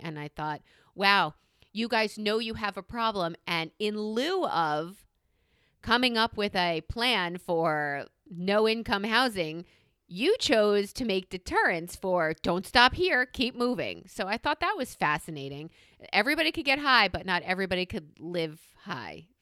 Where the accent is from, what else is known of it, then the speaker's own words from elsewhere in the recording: New York, United States; I'm a New Yorker